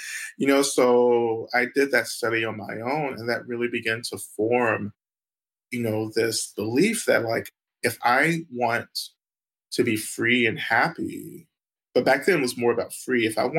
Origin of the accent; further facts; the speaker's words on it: the South, United States; And for me, again, growing up in the South, growing up in the Black church, you know, Black religion was so policed, you know, by white communities.